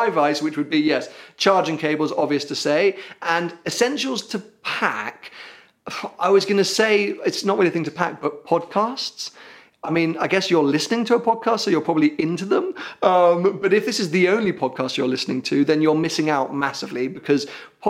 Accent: London, United Kingdom; I come from London, a city where people literally will work out and eat lunch at the same time

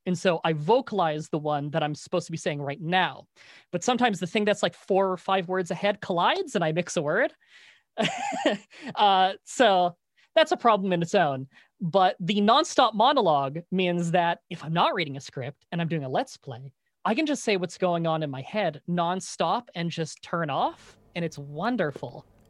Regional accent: Ontario, Canada; growing up in Canada

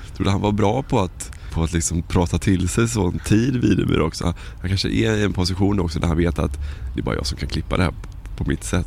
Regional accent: Varberg, Halland County, Sweden; Jag är från Varberg då.

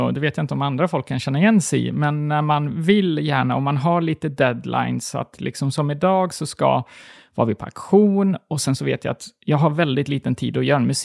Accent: Gotland, Sweden; moved away as an adult; now in Stockholm, Sweden; när jag flyttade från Gotland till Stockholm var jag 21

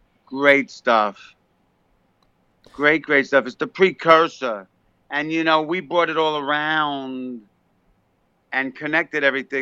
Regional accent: New York City, New York, United States; also born or lived in Westchester, New York; now in New Jersey, United States; I was born in the Bronx and I moved to New Jersey from Westchester.

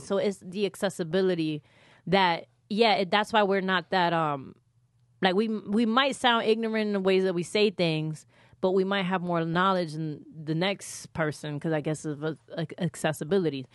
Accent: New York City, New York, United States; first language Spanish; English is a second language; I'm from the Bronx

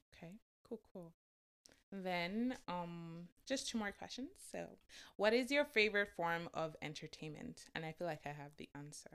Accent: Lagos, Nigeria; moved away; also born or lived in Oyo; I was born and raised in Lagos, Nigeria, but I'm from Oyo

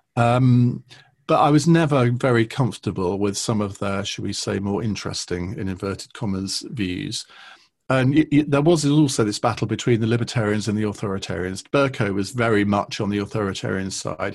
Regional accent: Saffron Walden, East of England, United Kingdom; Saffron Walden, which is where I grew up in Essex

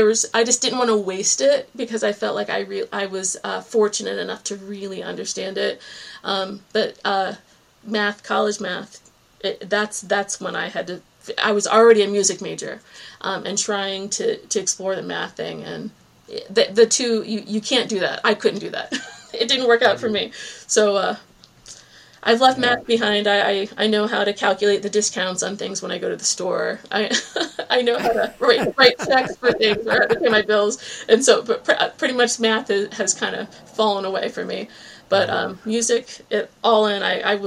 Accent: New England, United States; born there; also born or lived in Virginia; now in Cape Cod, United States; Well, I was born in New England and I had always wanted to come back.

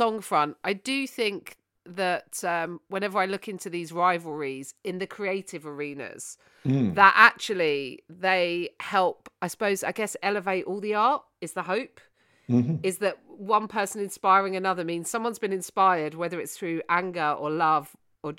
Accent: United Kingdom; I am British

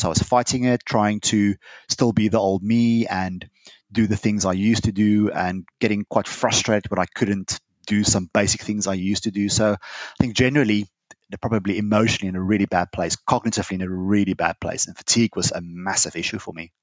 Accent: South Africa; now in United Kingdom; I'm a South African

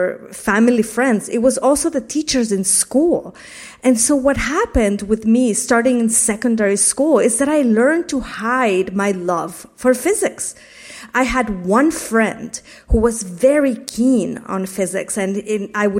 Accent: Mexico City, Mexico; moved away; I grew up in a very conservative community in Mexico City

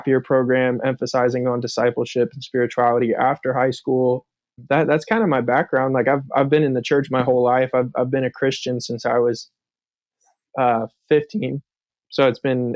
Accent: Thousand Oaks, California, United States; now in Charleston, United States; I grew up in Southern California in a town called Thousand Oaks

